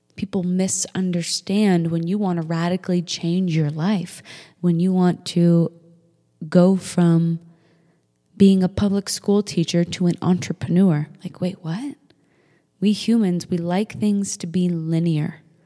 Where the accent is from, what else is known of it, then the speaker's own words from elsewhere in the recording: Manchester, New Hampshire, United States; we grew up in Manchester, New Hampshire